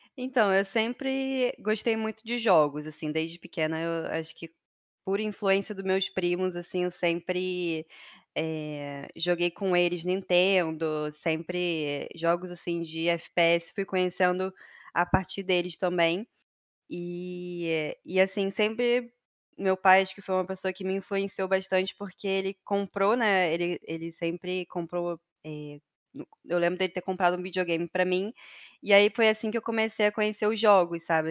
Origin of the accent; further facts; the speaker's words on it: Rio de Janeiro, Brazil; moro no Rio de Janeiro, desde que eu nasci sou carioca, né? Raiz.